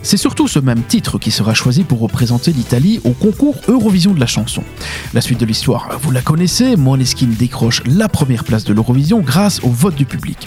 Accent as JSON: {"language": "French", "country": "Belgium", "said": "chez nous, à Ronquière"}